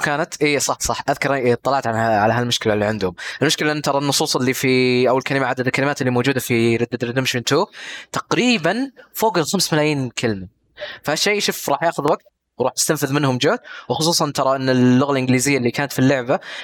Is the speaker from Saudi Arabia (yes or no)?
yes; Saudi Arabia; عندنا في السعوديه